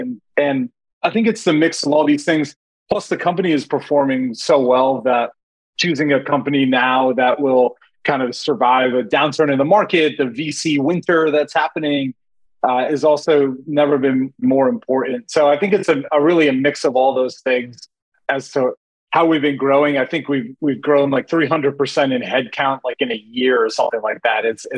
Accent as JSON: {"language": "English", "country": "India", "moved": "yes", "said": "I mean, I'm Indian, I'm an immigrant. Like, we moved here in 1985."}